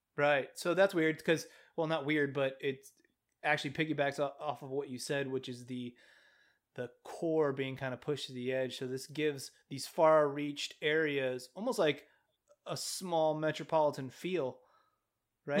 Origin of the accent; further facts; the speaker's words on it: California, United States; I'm from California